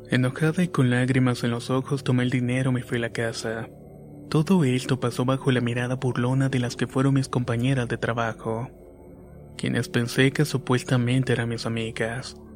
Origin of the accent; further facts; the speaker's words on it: Argentina; soy de Argentina.